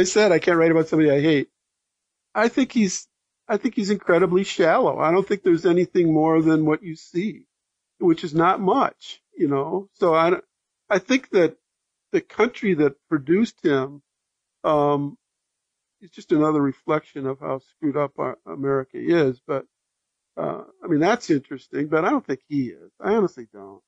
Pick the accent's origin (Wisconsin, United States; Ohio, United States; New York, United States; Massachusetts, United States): Wisconsin, United States; I grew up in Wisconsin with the Milwaukee Braves